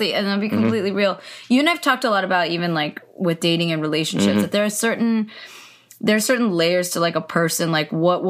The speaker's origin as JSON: {"language": "English", "region": "California", "country": "United States", "tie": "born or raised there", "said": "I grew up a California girl."}